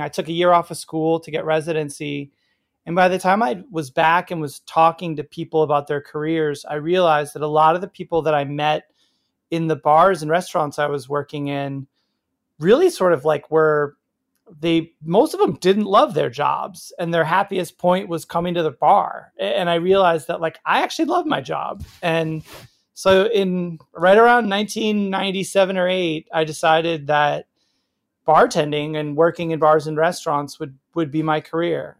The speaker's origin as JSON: {"language": "English", "town": "Oak Park", "region": "Illinois", "country": "United States", "tie": "born or raised there", "also_born_or_lived": "Wisconsin / New York City", "moved": "yes", "lives_now": "Portland, United States", "said": "I grew up in Oak Park, uh, in River Forest, Illinois, uh, west suburbs of Chicago"}